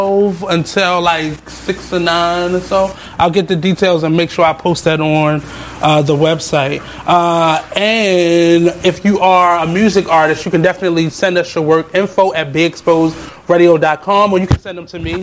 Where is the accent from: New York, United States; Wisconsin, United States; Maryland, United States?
Maryland, United States; Baltimore; I'm from Cherry Hill